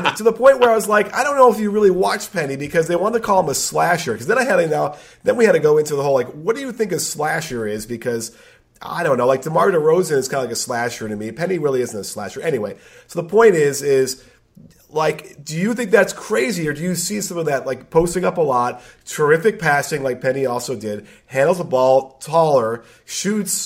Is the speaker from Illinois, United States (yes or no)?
yes; Chicago, Illinois, United States; I grew up in Chicago